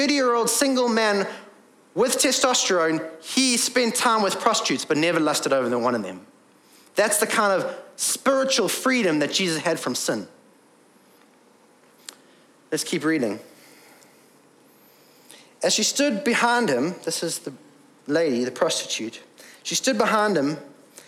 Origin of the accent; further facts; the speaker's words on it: England, United Kingdom; I am English and male